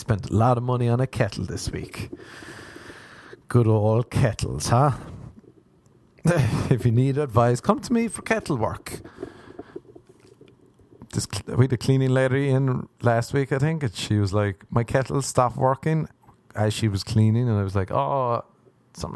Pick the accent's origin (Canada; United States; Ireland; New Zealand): Ireland; I am Irish